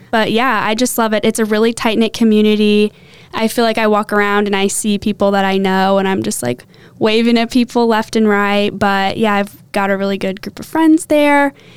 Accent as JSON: {"language": "English", "town": "Champaign", "region": "Illinois", "country": "United States", "also_born_or_lived": "Sister Bay, Wisconsin / Indianapolis, Indiana", "said": "I'm originally from Champaign, Illinois"}